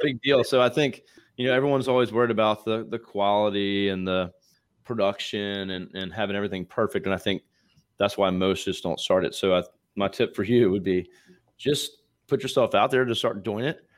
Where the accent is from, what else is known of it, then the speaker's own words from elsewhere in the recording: Eastern Shore of Virginia, United States; I'm from Eastern Shore of Virginia